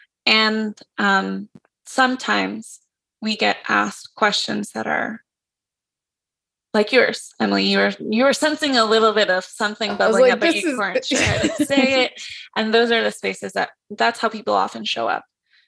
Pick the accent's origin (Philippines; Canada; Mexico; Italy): Mexico; And so I'm from Mexico. There's indigeneity there.